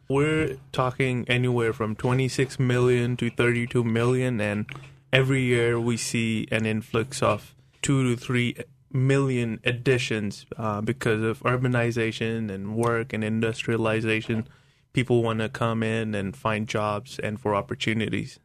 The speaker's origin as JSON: {"language": "English", "country": "India", "tie": "born or raised there", "said": "growing up in India as a Christian, it's not cool"}